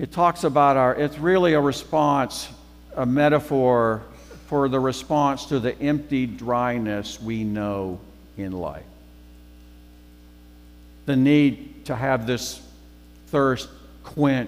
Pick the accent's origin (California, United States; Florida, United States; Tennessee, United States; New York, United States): Tennessee, United States; Memphis; moved away; Mike Barton and I are from Memphis